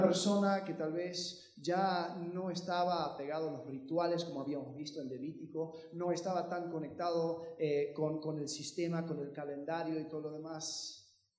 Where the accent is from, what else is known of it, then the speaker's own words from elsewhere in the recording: United States; Yo crecí en Estados Unidos